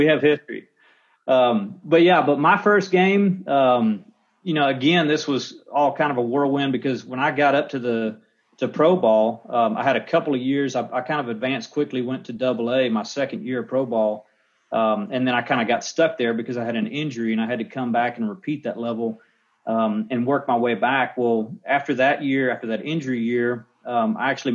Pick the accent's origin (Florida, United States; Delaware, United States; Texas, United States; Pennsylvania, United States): Texas, United States; I grew up in Texas